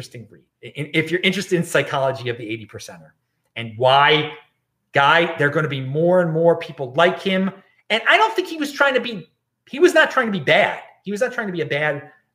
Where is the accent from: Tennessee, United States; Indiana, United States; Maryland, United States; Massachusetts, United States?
Maryland, United States; Baltimore; now in Los Angeles, United States; my hometown of Baltimore